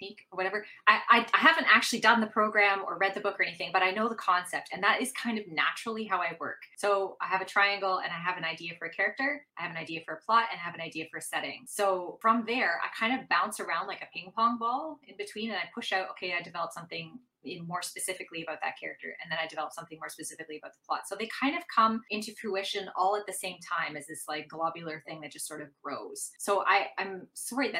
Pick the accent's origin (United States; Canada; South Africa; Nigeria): Canada; also born or lived in Venice, Italy; I'm Canadian